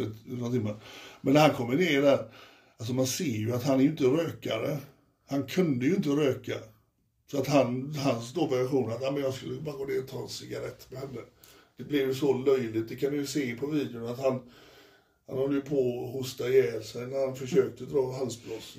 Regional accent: Frölunda, Västra Götaland, Sweden; jag kommer från Frölunda och Frölunda är mitt lag

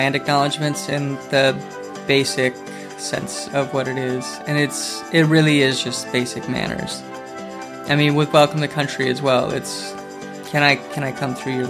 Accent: Willow, Alaska, United States; I guess it's not hard to describe the way we grew up, but it is very different, even for Alaskans.

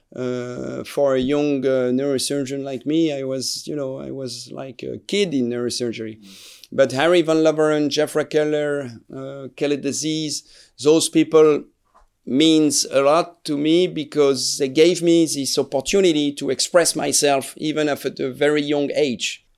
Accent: Strasbourg, Grand Est, France; English is a second language; I am originally from Strasbourg. I was not born here, but my, my family is from here. So I'm from, from Alsace

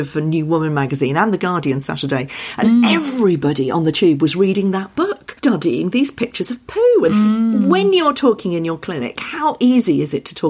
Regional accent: United Kingdom; we are terribly British, aren't we, about wind.

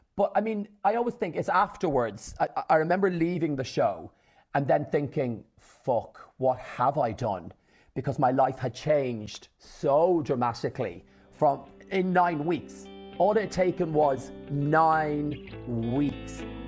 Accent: Ireland; my mum, my dad, and my six sisters in rural Ireland, an hour from Dublin in the country

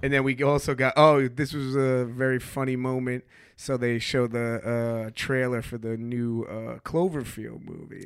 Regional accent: New York, United States; I grew up in New York and we have no college team

